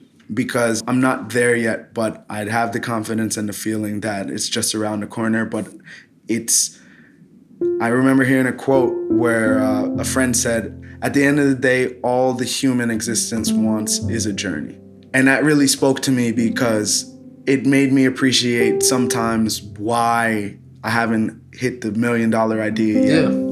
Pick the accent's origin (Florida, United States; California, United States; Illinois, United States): Florida, United States; Fort Lauderdale; also born or lived in New York / Los Angeles / Philadelphia; I was born in New York. I moved to Los Angeles at 3, got hit with a huge earthquake, moved to Fort Lauderdale at 9, did pretty much end of elementary, middle school and high school in Florida, graduated high school in Florida at 18